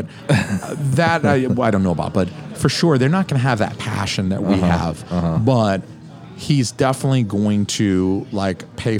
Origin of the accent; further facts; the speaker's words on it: Atlanta, Georgia, United States; People who listen to this podcast have probably heard my observation that I'm from Atlanta. Mm-hmm. I am very used to a very diverse population. Yeah. That's what I grew up in.